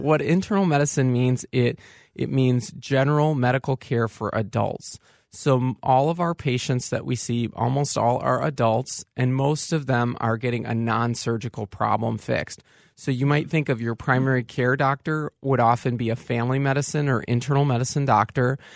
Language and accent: English; Saint Paul, Minnesota, United States; also born or lived in Evanston / California; I'm a Saint Paul native